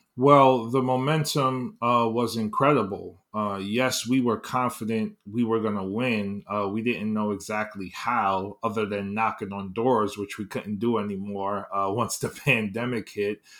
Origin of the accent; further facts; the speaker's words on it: New York City, New York, United States; born and raised in East, on, in the East Harlem, Upper East Side, uh, section of Manhattan